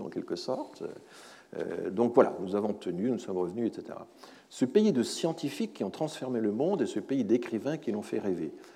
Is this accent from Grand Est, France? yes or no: yes; Alsace, Grand Est, France; en tant qu'Alsacien